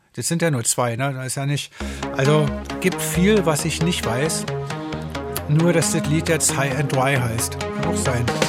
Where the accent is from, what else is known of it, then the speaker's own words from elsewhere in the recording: Berlin, Germany; Ich komme aus Berlin